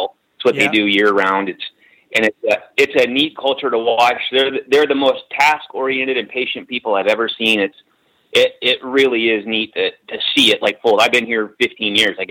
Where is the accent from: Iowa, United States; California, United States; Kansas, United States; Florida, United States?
Florida, United States; Vero Beach; moved away as an adult; now in Alaska, United States; I was born and raised in South Florida in just a little bitty town, Vero Beach